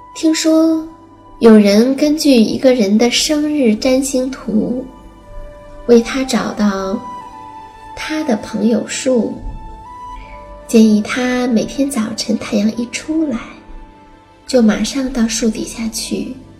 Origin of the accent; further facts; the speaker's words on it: China; 我们中国人